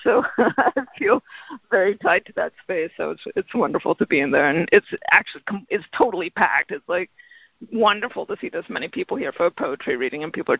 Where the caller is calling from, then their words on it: Middletown, Connecticut, United States; I'm calling from Middletown, Connecticut.